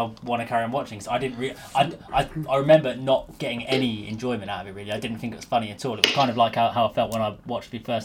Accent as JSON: {"language": "English", "region": "England", "country": "United Kingdom", "said": "we, as English viewers"}